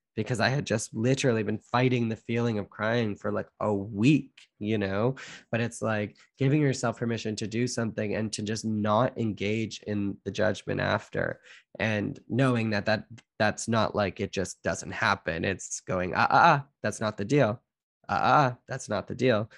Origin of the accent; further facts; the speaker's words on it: Canada; I'm Canadian born